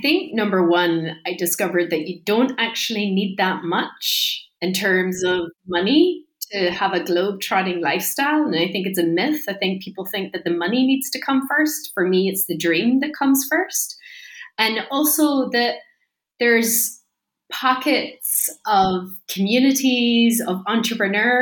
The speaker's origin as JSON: {"language": "English", "area": "Donegal", "region": "Ulster", "country": "Ireland", "said": "I'm from Donegal in Ireland"}